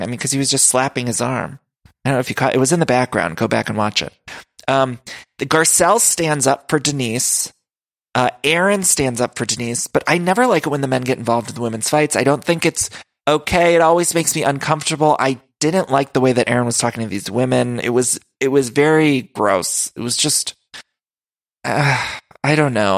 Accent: Midwest, United States; now in Los Angeles, United States

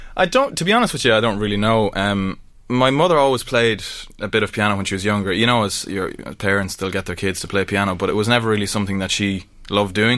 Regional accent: Ireland; I'm just Irish, true and true

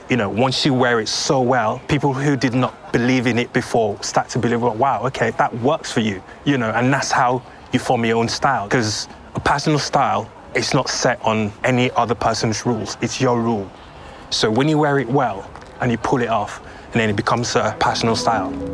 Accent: Sierra Leone; moved away; growing up in Sierra Leone

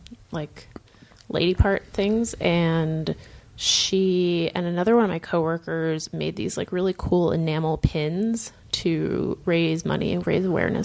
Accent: Lowell, Massachusetts, United States; I was born and lived in Lowell, Massachusetts. Love all the Mill City references, Matt, and currently live in a town nearby with my husband.

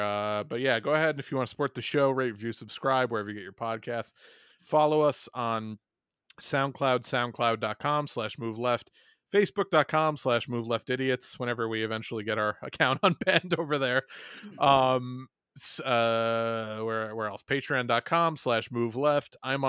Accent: Michigan, United States; I'm from Michigan, you fucking racist, where are you from?

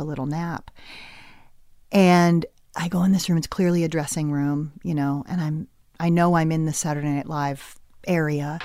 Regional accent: Westport, Connecticut, United States; I grew up in, uh, Westport, Connecticut

